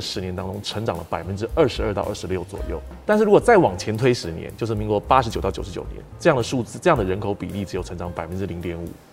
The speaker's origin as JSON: {"language": "Chinese", "country": "Taiwan", "said": "我们台湾人"}